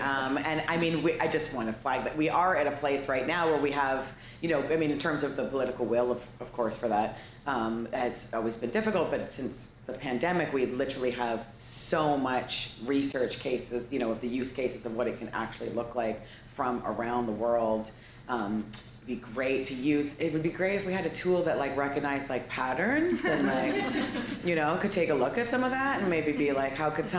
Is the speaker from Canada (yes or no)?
yes; Canada; I'm from Canada.